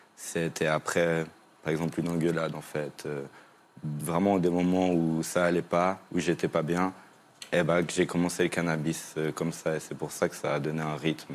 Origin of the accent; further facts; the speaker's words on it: Switzerland; moi je viens de Suisse